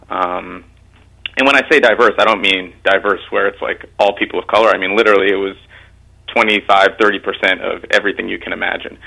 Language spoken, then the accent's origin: English; Mount Vernon, New York, United States; I grew up in Mount Vernon, mm-hmm. um, and and yeah, Mount Vernon was a great place to grow up